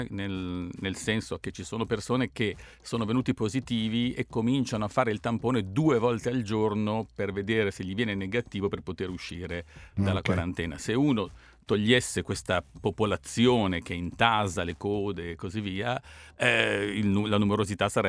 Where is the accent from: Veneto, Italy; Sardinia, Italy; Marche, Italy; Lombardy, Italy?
Lombardy, Italy; western; io sono dell'ovest della